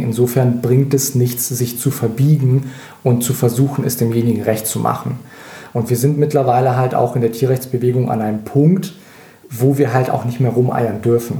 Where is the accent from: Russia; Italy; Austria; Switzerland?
Russia; now in Germany